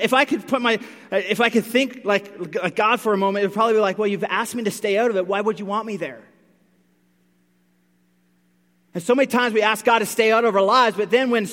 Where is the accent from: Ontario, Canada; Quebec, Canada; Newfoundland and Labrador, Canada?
Newfoundland and Labrador, Canada; I grew up in Newfoundland. I grew up close to the water